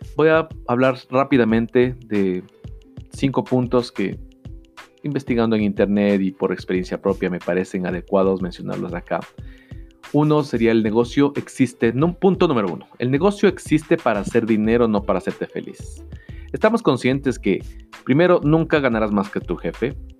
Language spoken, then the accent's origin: Spanish; Ecuador; en mi país, en Ecuador